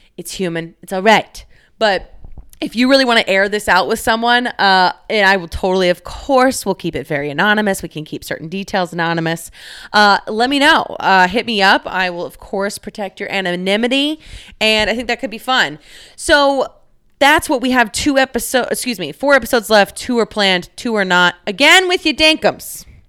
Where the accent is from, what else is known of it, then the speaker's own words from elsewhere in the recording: Dallas, Texas, United States; moved away as an adult; now in Chicago, United States; I live in Chicago, Illinois. I am from Dallas, Texas